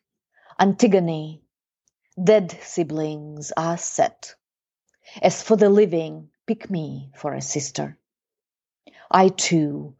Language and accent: English; Belarus; we grew up in Eastern Europe